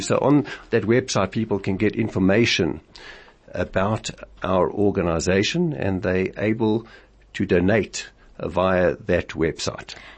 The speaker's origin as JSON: {"language": "English", "town": "Springs", "region": "Gauteng", "country": "South Africa", "said": "I came from Springs, a small town where everybody helped"}